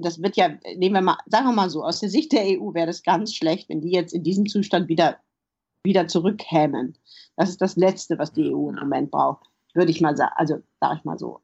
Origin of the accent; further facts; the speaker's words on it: Germany; moved away as an adult; also born or lived in Poland; now in London, United Kingdom; als Deutsche